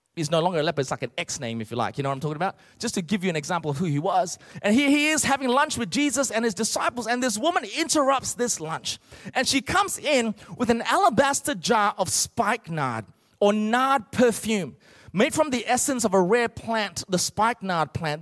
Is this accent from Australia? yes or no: yes; Australia; also born or lived in Malaysia; I was born in Malaysia originally. My parents uh, gave up everything and immigrated to Australia